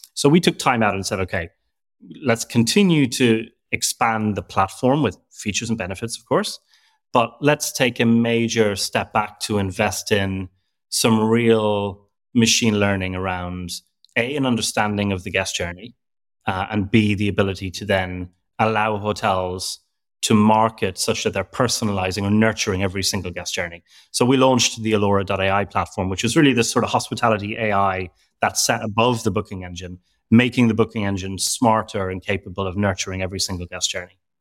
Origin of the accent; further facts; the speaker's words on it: Ireland; now in London, United Kingdom; I'm from Ireland, but I live in London